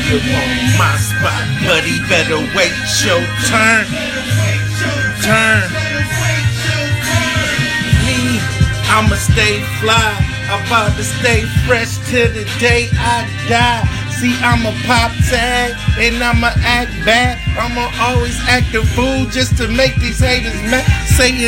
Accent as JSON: {"language": "English", "town": "Grand Rapids", "region": "Michigan", "country": "United States", "tie": "born or raised there", "said": "a champion boxer from Grand Rapids, Michigan, my hometown"}